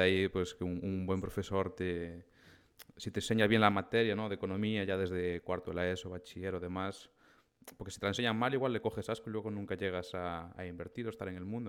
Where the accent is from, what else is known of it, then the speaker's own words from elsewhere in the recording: O Grove, Galicia, Spain; mi pueblo, de, del Grove